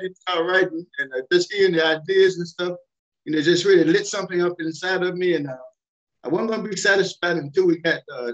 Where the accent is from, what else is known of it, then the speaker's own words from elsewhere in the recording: Nashville, Tennessee, United States; moved away as an adult; now in Kentucky, United States; I was born in Nashville, Tennessee. And that was my hometown